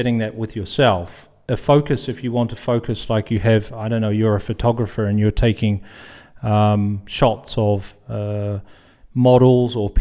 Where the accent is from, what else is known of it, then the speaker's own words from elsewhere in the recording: New Zealand; moved away as an adult; now in Netherlands; I'm from New Zealand and living in the Netherlands now for close to, 18 years or so